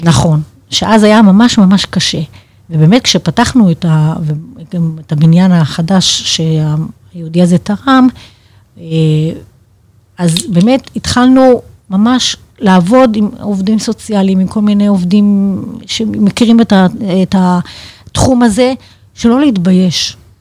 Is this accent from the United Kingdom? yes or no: no; Haifa, Haifa District, Israel; moved away; אנחנו חיפאים מהבית